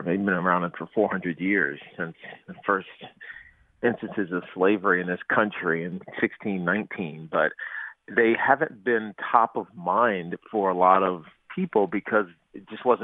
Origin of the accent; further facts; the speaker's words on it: Roanoke, Virginia, United States; I'm black and I'm from Roanoke